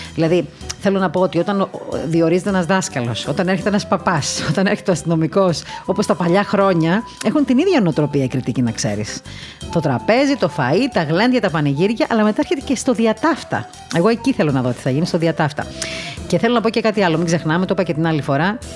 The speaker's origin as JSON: {"language": "Greek", "town": "Heraklion", "region": "Crete", "country": "Greece", "said": "είμαι και από το Ηράκλειο"}